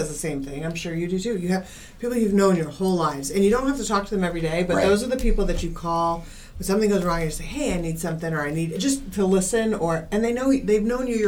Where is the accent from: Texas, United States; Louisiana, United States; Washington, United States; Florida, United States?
Florida, United States; Miramar; also born or lived in Fort Lauderdale; now in Fort Myers, United States; I grew up in Miramar